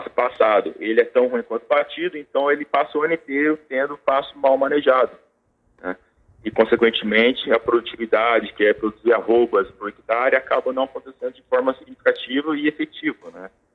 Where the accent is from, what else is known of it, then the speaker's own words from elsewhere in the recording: Maringá, Paraná, Brazil; maringaense, sou tecnista, formado pela Universidade Estadual de Maringá